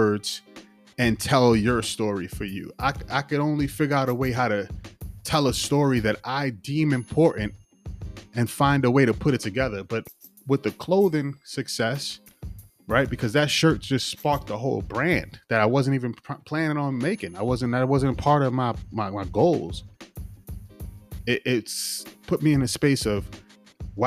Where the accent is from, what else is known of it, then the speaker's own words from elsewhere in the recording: Yonkers, New York, United States; I'm from Yonkers, the area in Yonkers I'm from, the block, the 3-block radius had a lot of, you know, influential artists